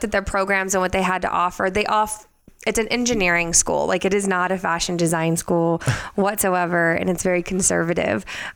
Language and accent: English; Houston, Texas, United States; now in Las Vegas, United States; I'm actually born and raised in Houston, Texas.